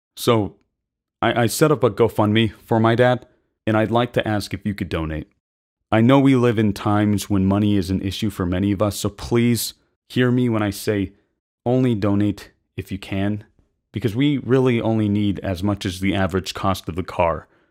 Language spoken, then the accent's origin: English; United States; we as American citizens